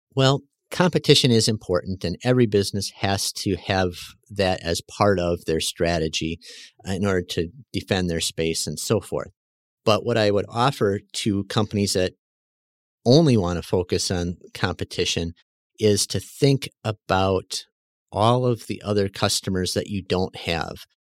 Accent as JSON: {"language": "English", "town": "West Bend", "region": "Wisconsin", "country": "United States", "lives_now": "Mayville, United States", "said": "West Bend"}